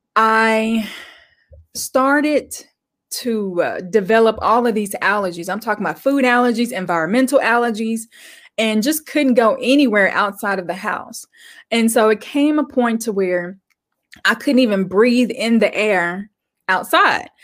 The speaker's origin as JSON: {"language": "English", "region": "Arkansas", "country": "United States", "tie": "born or raised there", "also_born_or_lived": "Little Rock", "said": "I grew up in Arkansas. I'm still here."}